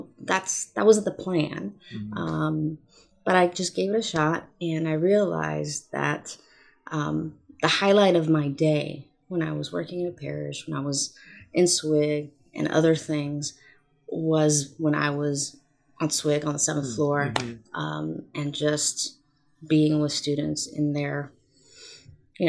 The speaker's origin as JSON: {"language": "English", "town": "Oxnard", "region": "California", "country": "United States", "tie": "born or raised there", "also_born_or_lived": "San Luis Obispo / Santa Clara", "moved": "as an adult", "said": "my hometown of Oxnard"}